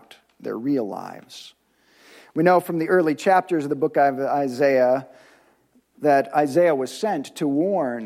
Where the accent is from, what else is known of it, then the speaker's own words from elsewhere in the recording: United States; us as contemporary American Christ followers